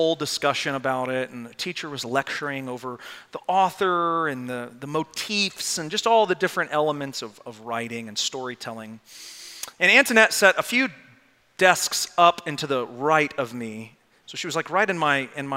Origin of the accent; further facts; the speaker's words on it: Arlington, Texas, United States; I grew up in Arlington, Texas.